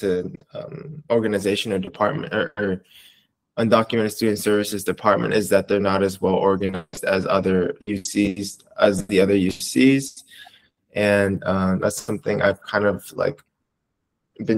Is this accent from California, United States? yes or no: yes; Los Angeles, California, United States; also born or lived in Toronto, Canada; now in Bay Area, United States; I was born in Toronto, Canada, and I moved to LA. So I am from Southern California